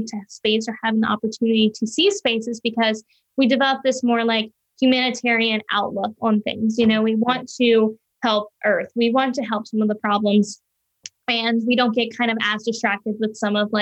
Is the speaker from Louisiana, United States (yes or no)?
yes; Louisiana, United States; moved away as an adult; now in Florida, United States; I'm originally from Louisiana, but I moved to Florida once I started college